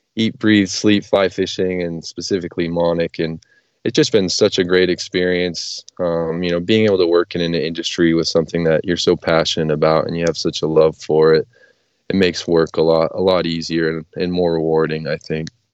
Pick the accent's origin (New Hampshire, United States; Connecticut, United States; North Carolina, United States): New Hampshire, United States; moved away; where I grew up in New Hampshire